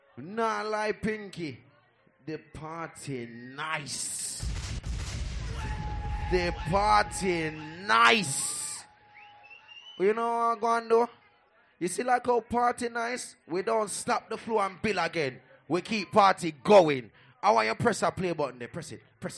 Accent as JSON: {"language": "English", "town": "Portmore", "region": "Saint Catherine", "country": "Jamaica", "said": "Well, you see me? I come from Kingston, Jamaica, a place called Portmore, Independent City."}